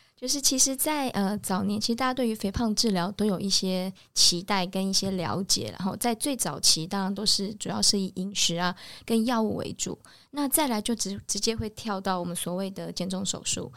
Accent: Taiwan; 我们台湾人

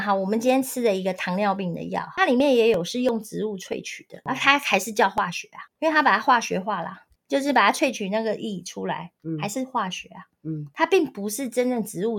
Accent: Taiwan; 我们台湾人的饮食非常地不正常

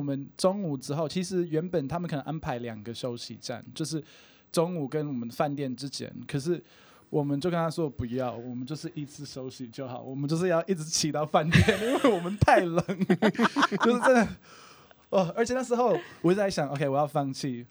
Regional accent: Brisbane, Queensland, Australia; Chinese is a second language; moved away as an adult; now in Taiwan; 那我就是来自于澳洲的Brisbane，我已经在台湾七八年了

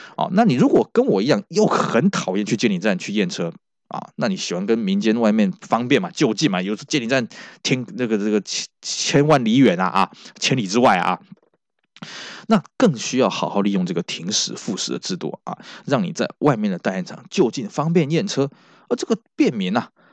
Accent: Taiwan; 我们台湾这边

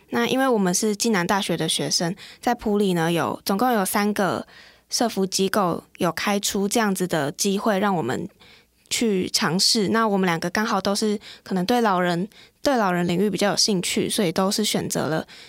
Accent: Keelung, Taiwan; 那我本身呢是基隆人，目前呢就读暨南大学的社工系，我是大三的学生。

